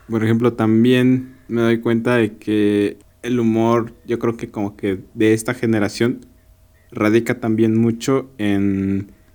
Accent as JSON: {"language": "Spanish", "country": "Mexico"}